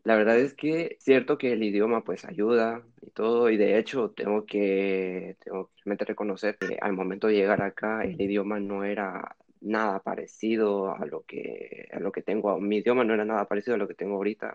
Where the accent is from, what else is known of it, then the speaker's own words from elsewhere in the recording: Honduras; moved away as an adult; also born or lived in Switzerland / Tegucigalpa, Honduras; now in Lille, France; Llegué a Honduras a los dos años, eh, nací en Suiza por los trabajos de, de, de mi abuela, pero he vivido toda mi vida en Honduras